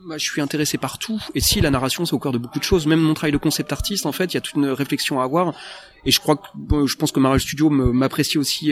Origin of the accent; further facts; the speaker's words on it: France; accent: franglish